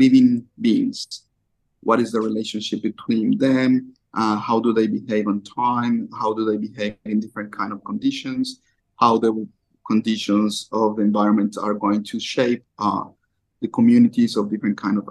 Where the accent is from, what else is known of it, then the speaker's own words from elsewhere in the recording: Colombia; also born or lived in Japan; I'm from Colombia.